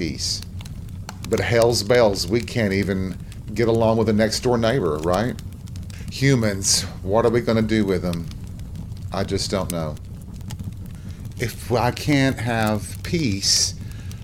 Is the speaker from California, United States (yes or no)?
no; Tennessee, United States; my home state of Tennessee